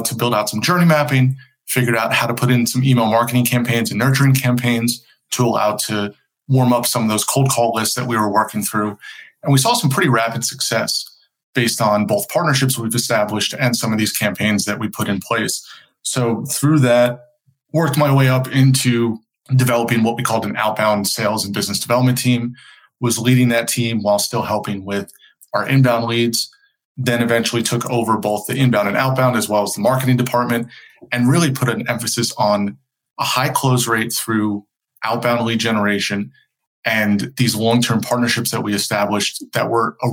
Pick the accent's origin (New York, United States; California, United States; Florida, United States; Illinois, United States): New York, United States; outside of; moved away as an adult; also born or lived in Pennsylvania; now in North Carolina, United States; I grew up outside of New York, went to school in Pennsylvania